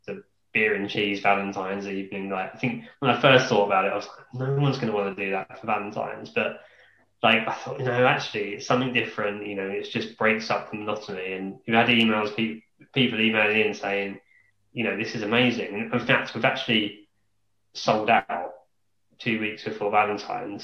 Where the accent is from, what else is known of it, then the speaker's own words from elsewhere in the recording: Kent, South East England, United Kingdom; I'm from Kent as well